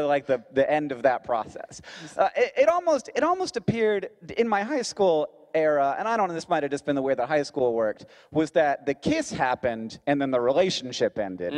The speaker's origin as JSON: {"language": "English", "town": "Orlando", "region": "Florida", "country": "United States", "tie": "born or raised there", "accent": "American", "moved": "yes", "said": "I'm also from Florida. Australia, I grew up in Orlando."}